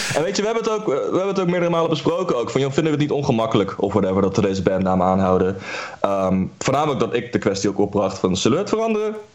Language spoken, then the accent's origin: Dutch; The Hague, South Holland, Netherlands; wij komen uit Den Haag